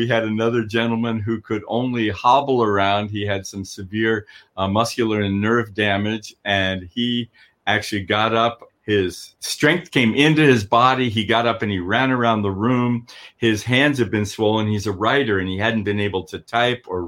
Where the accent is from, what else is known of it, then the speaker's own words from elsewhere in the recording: Colorado, United States; moved away as an adult; now in Redding, United States; I'm from Colorado. I lived in the mountains of Colorado for 36 years, met Jesus there